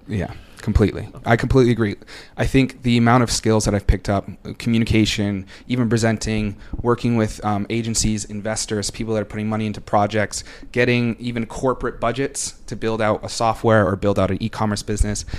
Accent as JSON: {"language": "English", "town": "Boston", "region": "Massachusetts", "country": "United States", "also_born_or_lived": "New York City", "moved": "as an adult", "said": "I'm originally from Boston, but for the past five years, on or off, I've lived in New York City"}